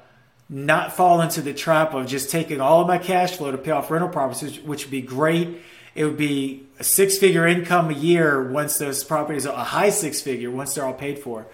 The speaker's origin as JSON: {"language": "English", "region": "Louisiana", "country": "United States", "tie": "born or raised there", "moved": "yes", "said": "my hometown in Louisiana"}